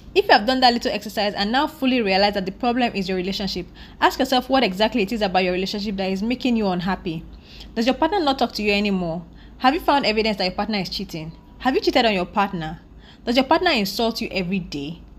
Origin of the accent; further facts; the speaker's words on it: Nigeria; I'm a Nigerian woman living in Nigeria